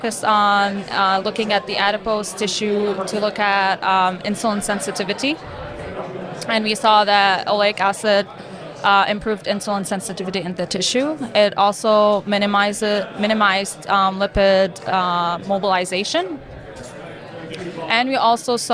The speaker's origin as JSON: {"language": "English", "town": "Beirut", "region": "Beirut Governorate", "country": "Lebanon", "tie": "born or raised there", "moved": "as an adult", "lives_now": "Michigan, United States", "said": "So I'm originally from Beirut, Lebanon. I was born and raised in Lebanon"}